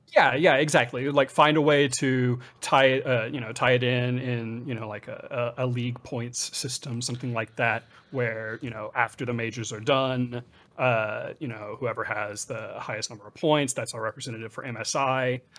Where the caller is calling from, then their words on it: Los Angeles, California, United States; I'm calling from Los Angeles, California